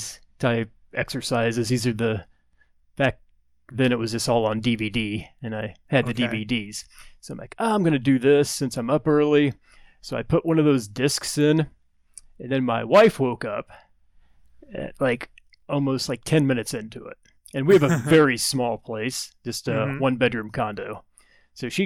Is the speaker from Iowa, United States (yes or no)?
no; Brazil, Indiana, United States; moved away; I'm from Brazil, Indiana